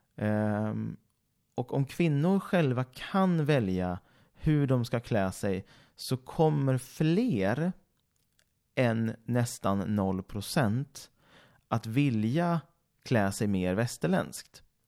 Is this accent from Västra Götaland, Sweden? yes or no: yes; Mariestad, Västra Götaland, Sweden; moved away; i Mariestad, där jag kommer ifrån också givetvis